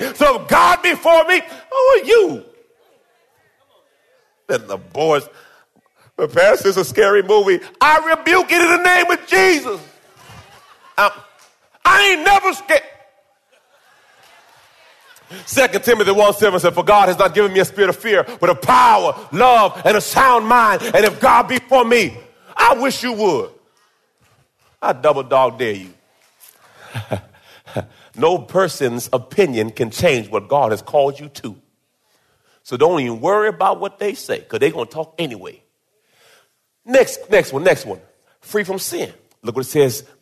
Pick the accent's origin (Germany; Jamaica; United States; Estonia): Jamaica; I was born in Jamaica